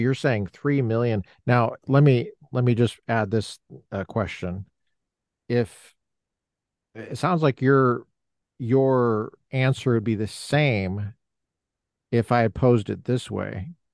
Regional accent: Colorado, United States; I'm not from the South, I'm from the West, uh, Colorado

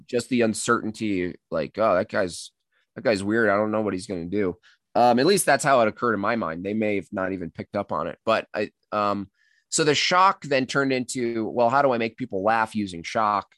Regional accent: Catskill Mountains, New York, United States; now in Colorado, United States; I grew up in the Catskill Mountains.

